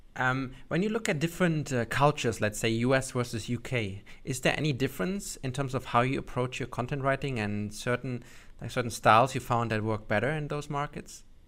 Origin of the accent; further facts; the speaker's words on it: Germany; I'm from Germany myself